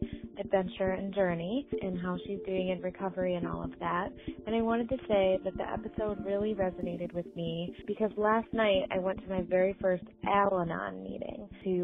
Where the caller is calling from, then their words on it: Michigan, United States; Hi, Ingrid. … I'm from Michigan.